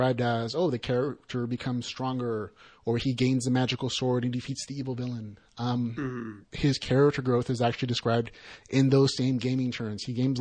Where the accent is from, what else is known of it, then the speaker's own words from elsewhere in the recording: United States; we as American gamers and virtuality enthusiasts and fantasy and sci-fi lovers